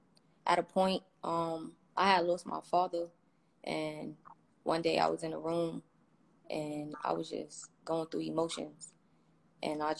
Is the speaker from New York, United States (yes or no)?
yes; New York City, New York, United States; Growing up in Brooklyn, you know, it's corrupted, but I mean, I've been living there all my life now